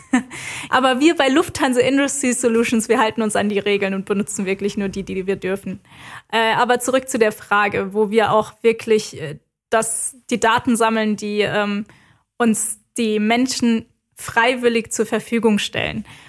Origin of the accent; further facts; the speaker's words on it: Germany; bei uns in Deutschland